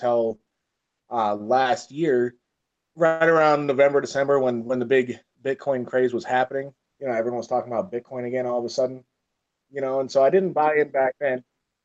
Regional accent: Michigan, United States; I grew up in Michigan

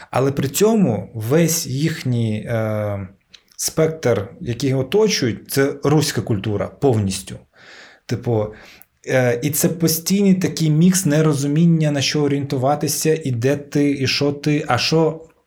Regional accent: Ukraine; я, типу, кримський татарин, який народився в Україні в російськомовному суспільстві

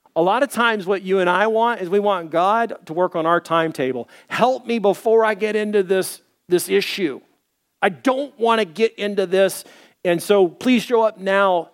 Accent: Little Rock, Arkansas, United States; moved away; also born or lived in Dallas; I was born in Dallas. I grew up in Little Rock.

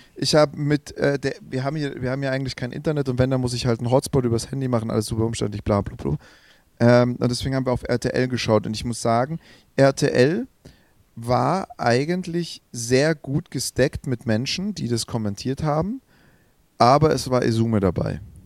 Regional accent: Swabia, Germany; ich bin Schwabe

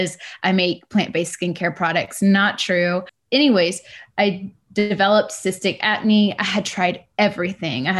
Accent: Texas, United States; moved away as an adult; now in Richmond, United States; I grew up in Texas

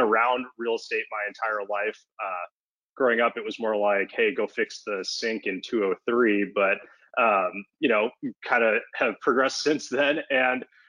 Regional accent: Los Angeles, California, United States; I'm born and raised in Los Angeles. I grew up in West LA, kind of in the Mar Vista neighborhood

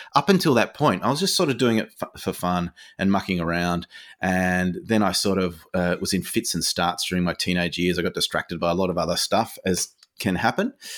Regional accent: Hobart, Tasmania, Australia; I grew up in Hobart, so I was in Tassie

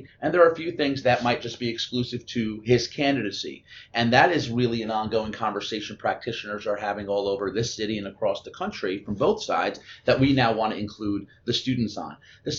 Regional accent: New York, United States; I'm a New Yorker.

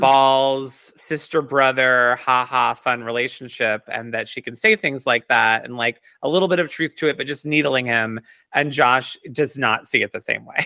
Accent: United States; I'm, like, Italian, but I'm American

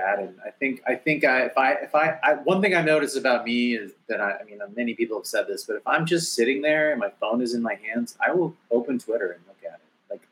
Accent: Arlington, Texas, United States; moved away; also born or lived in Los Angeles; I grew up in Arlington, Texas.

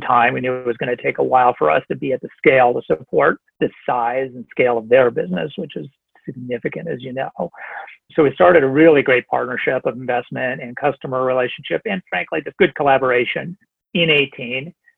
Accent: Montana, United States; also born or lived in New York State; now in New York, United States; I'm quarantining in Montana which is my home state where I grew up on our family ranch here

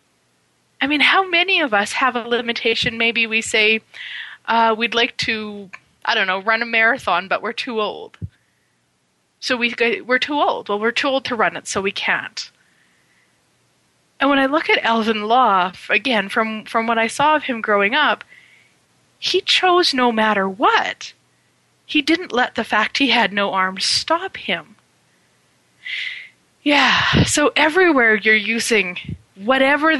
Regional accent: Turtleford, Saskatchewan, Canada; as a child, I grew up in Saskatchewan, Canada. Very small town called Turtleford, population 505

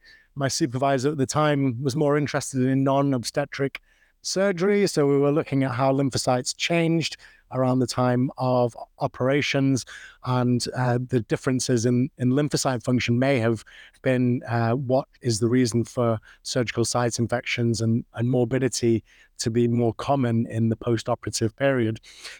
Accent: Manchester, North West England, United Kingdom; So you can probably tell from my accent that I'm not from the US. I'm from the UK, originally born and brought up in Manchester, which is famous for its soccer.

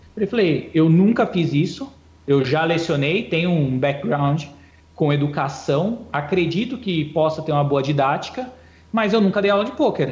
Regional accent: Ferraz de Vasconcelos, São Paulo, Brazil; eu venho de Ferraz, Ferraz, fundão da Zona Leste de São Paulo, não tem poker lá.

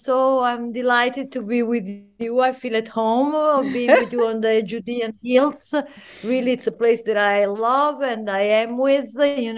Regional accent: Florence, Tuscany, Italy; moved away as an adult; now in Jerusalem, Israel; Florence. That is my hometown, where I was born and where I grew and that I love.

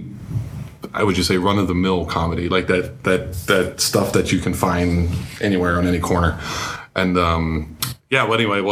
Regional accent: Baltimore, Maryland, United States; now in Germany; I'm from Baltimore

